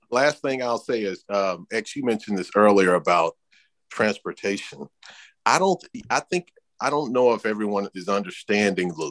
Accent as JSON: {"language": "English", "town": "Paterson", "region": "New Jersey", "country": "United States", "said": "Bro, I'm from Patterson."}